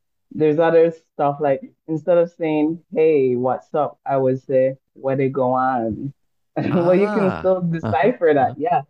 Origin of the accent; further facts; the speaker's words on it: Belize; I would say my accent is, not necessarily a typical Belizean accent, because I've done, as you know, I've worked internationally, I lived internationally, so yeah. But we do have a dialect that's called Creole, quite similar to the Jamaican patois